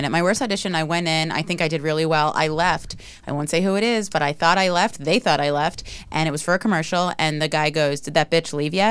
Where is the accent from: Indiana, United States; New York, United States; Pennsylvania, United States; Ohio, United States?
New York, United States; New York City; but I grew up in Staten Island